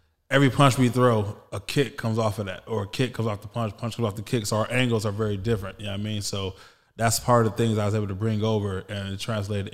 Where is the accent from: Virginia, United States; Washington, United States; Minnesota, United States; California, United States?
California, United States; Los Angeles; I'm a hometown kid. I grew up in South Central Los Angeles